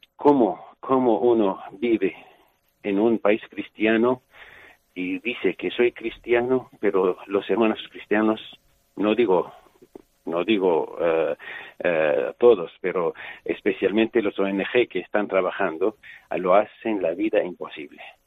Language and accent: Spanish; Syria; moved away; en mi pueblo hay una iglesia de la Virgen María